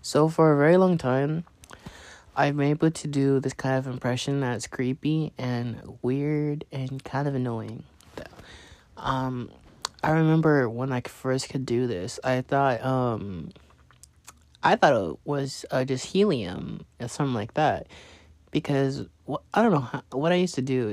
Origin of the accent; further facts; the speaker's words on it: Los Angeles, California, United States; now in Arlington, United States; I'm from California, Los Angeles to be exact, and um, I'm currently in Arlington, Texas